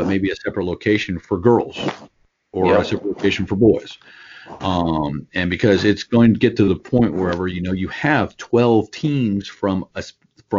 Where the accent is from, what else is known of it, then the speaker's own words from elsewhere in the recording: San Antonio, Texas, United States; I'm from San Antonio